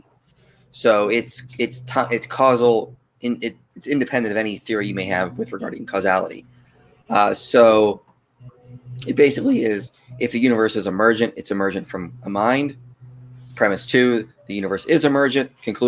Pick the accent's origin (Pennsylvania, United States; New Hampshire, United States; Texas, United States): Pennsylvania, United States; now in Tucson, United States; I live in Tucson now, so I'm from Pennsylvania, but I don't live there now